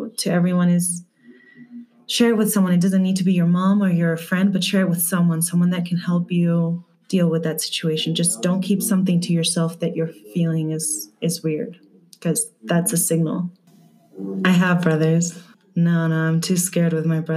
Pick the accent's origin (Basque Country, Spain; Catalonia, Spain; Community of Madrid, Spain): Community of Madrid, Spain; Madrid; I'm from Madrid, Spain